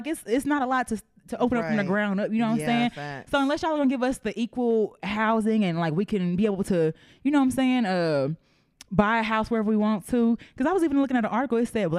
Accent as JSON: {"language": "English", "country": "Nigeria", "said": "I'm Nigerian."}